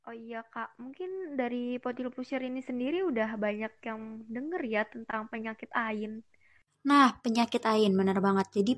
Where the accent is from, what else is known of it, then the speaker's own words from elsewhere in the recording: Bekasi, West Java, Indonesia; Asal aku juga sama nih kayak Kak Vita dari Bekasi.